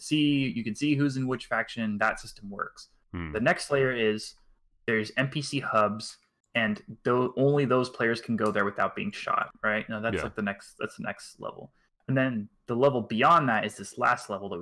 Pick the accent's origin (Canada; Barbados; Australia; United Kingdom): Canada; Montreal, Quebec; I'm from Montreal